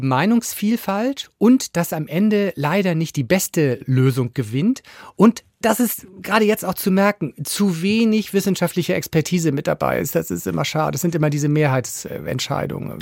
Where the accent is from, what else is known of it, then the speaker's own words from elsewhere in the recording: Schleswig-Holstein, Germany; Ich bin ja Holsteiner